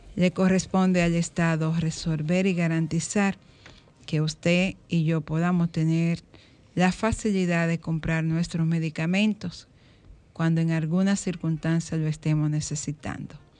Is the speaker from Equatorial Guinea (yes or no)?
no; Dominican Republic; Me siento orgullosamente dominicana